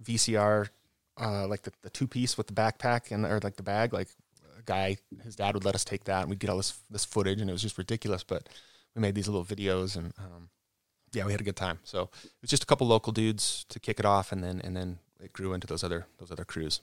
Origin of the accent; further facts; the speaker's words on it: Cottonwood Heights, Utah, United States; I was born in Cottonwood Heights.